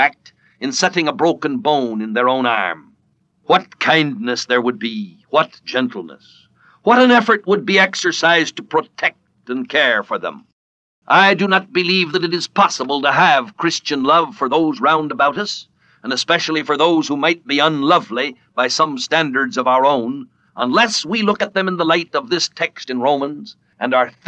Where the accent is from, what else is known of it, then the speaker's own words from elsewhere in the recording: California, United States; When I was a small boy, I was brought up in California